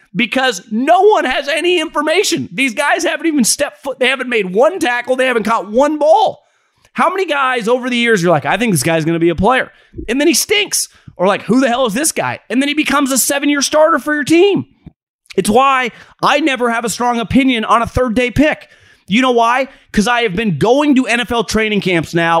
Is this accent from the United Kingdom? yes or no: no; Davis, California, United States; I grew up in Davis, California.